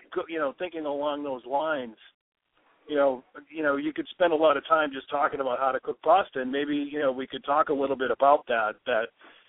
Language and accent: English; Waltham, Massachusetts, United States; In my hometown, Waltham, we have a restaurant called the Chateau